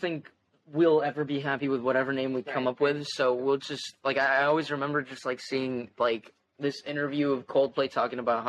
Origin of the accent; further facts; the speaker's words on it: Aventura, Florida, United States; I'm also 18 from Aventura